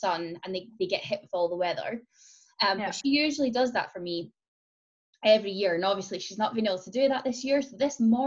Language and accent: English; Scotland, United Kingdom; that's me being Scottish